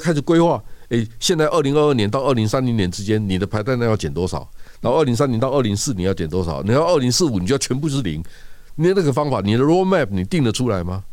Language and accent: Chinese; Toucheng, Yilan County, Taiwan; 我家老家在头城